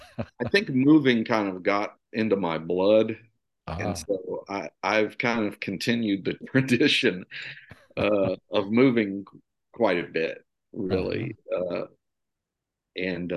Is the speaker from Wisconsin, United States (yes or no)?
no; Missouri, United States; Well, this is always a difficult question for me to answer. but I will say, I say Missouri, right? We moved around a lot when I was growing up.